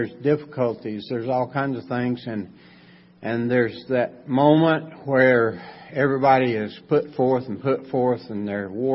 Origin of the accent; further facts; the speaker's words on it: Macon County, North Carolina, United States; I was raised right here in Macon County.